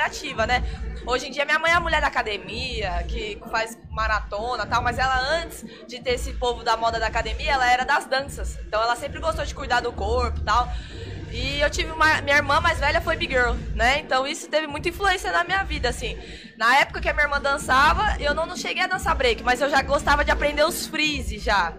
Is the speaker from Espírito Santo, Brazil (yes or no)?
no; Vinhedo, São Paulo, Brazil; lá da minha cidade, em Vinhedo